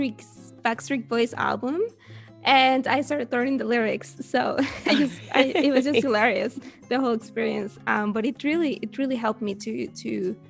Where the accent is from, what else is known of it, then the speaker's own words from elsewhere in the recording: Venezuela; English is a second language; now in Netherlands; I am originally from Venezuela, but at the moment I'm living in the Netherlands.